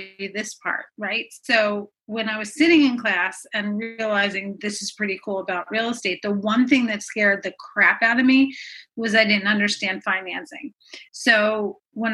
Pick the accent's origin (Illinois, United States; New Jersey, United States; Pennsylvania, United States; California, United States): Pennsylvania, United States; Philadelphia; also born or lived in Jersey Shore; I'm from Philadelphia